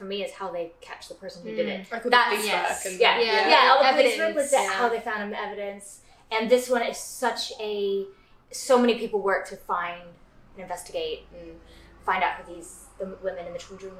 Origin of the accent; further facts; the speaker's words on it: United States; I'm American